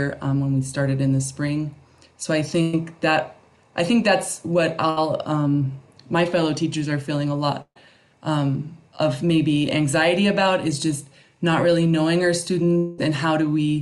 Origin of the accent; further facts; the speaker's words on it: Phoenix, Arizona, United States; moved away as an adult; now in Guadalajara, Mexico; I grew up in Phoenix, Arizona